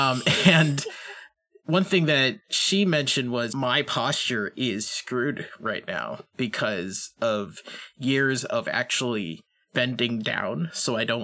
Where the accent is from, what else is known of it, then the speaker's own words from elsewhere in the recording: Western Massachusetts, United States; I grew up in Western Massachusetts